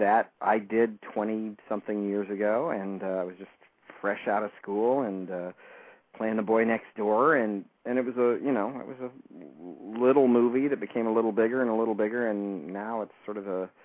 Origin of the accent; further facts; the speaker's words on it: the South, United States; I grew up in the South in a little town